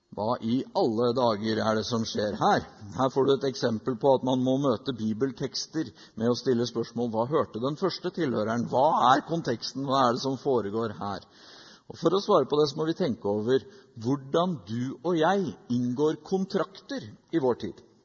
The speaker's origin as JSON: {"language": "Norwegian", "country": "Norway", "said": "Som nordmenn i 2019"}